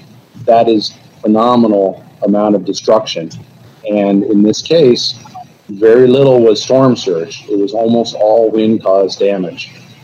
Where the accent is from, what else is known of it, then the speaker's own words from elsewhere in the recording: Miami, Florida, United States; moved away; also born or lived in Colorado; I was a graduate student studying hurricanes in Colorado, yet I grew up in Miami, and the hurricane destroyed my parents' house.